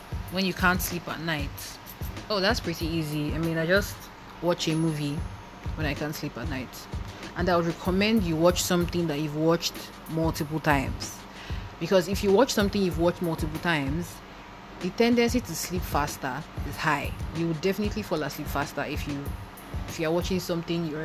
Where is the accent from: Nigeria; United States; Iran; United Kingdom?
Nigeria; Lagos; also born or lived in eastern Nigeria; I grew up in Lagos